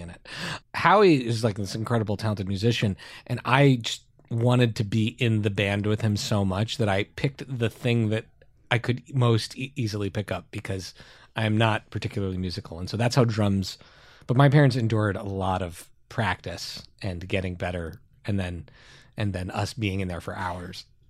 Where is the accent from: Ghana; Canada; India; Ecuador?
Canada; Montreal, Quebec; our community we grew up in in Montreal is extremely Jewish